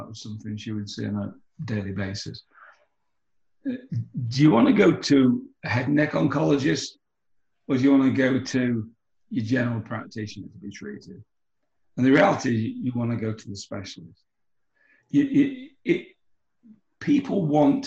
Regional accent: United Kingdom; moved away; I'm British

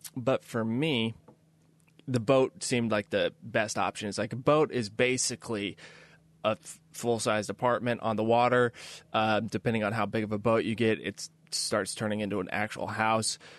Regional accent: Kansas City, United States; moved away as an adult; also born or lived in New York City; I grew up in Kansas City

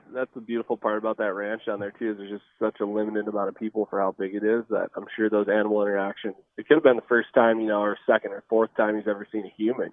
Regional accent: Midwest, United States; moved away; I grew up in the Midwest

